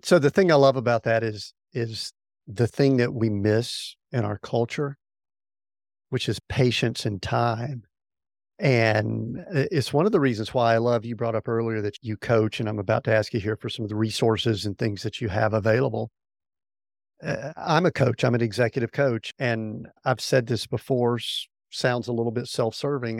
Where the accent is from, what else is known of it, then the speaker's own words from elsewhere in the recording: the Bible Belt, the South, United States; I grew up in the South, the Bible Belt